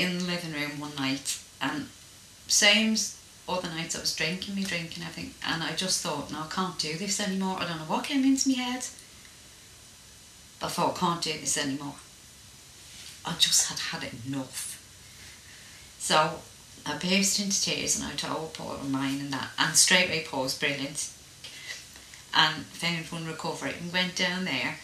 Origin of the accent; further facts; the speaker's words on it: Ireland; I was brought up in Ireland